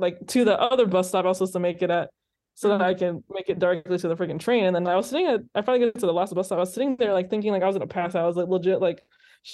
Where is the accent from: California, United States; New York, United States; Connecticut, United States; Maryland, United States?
California, United States; as a Californian